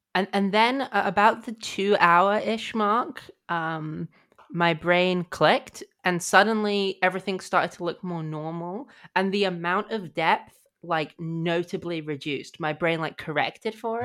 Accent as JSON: {"language": "English", "country": "United Kingdom", "said": "I'm British"}